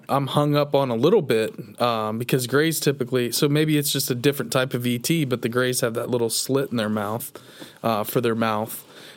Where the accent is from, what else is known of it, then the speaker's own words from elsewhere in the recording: Coldwater, Ohio, United States; we're from Mercer County, outside of Coldwater, Ohio